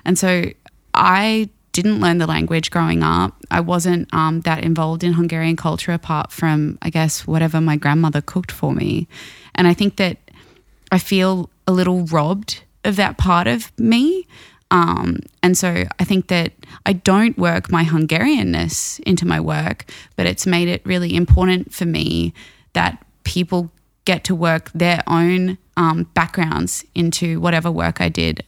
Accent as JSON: {"language": "English", "town": "Brisbane", "region": "Queensland", "country": "Australia", "tie": "born or raised there", "said": "my hometown"}